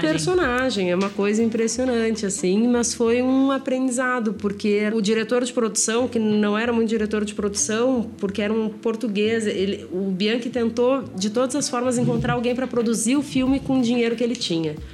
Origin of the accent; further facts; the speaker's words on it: Porto Alegre, Rio Grande do Sul, Brazil; moved away as an adult; now in São Paulo, Brazil; eu sou de Porto Alegre